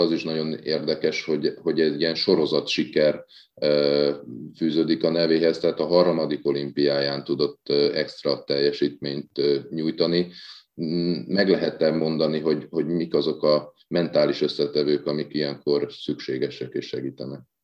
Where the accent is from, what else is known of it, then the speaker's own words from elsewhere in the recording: Hungary; magyarok vagyunk